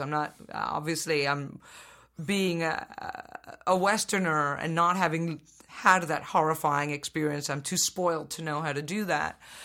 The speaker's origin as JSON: {"language": "English", "country": "Venezuela", "tie": "born or raised there", "said": "I was born in Venezuela"}